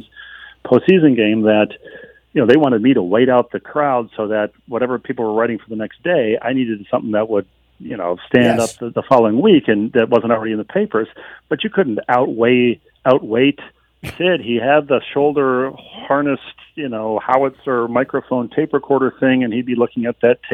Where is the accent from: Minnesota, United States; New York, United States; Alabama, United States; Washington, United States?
Minnesota, United States; Bloomington; I grew up in Bloomington